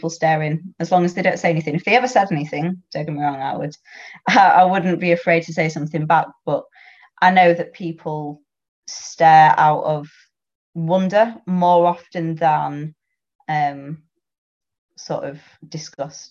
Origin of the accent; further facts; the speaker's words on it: the north of England, United Kingdom; accent: northern; from my accent, you can tell I'm from up north.